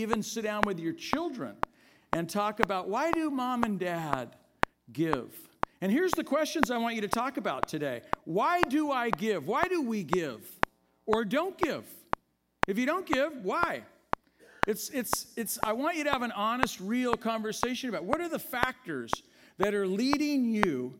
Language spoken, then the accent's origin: English; Oakland, California, United States; I grew up in Oakland